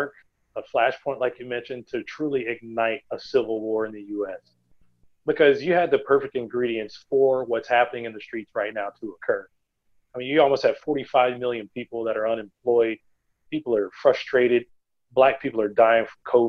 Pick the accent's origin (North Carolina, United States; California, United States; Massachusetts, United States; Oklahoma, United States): Oklahoma, United States; just outside of Tulsa; I grew up just outside of Tulsa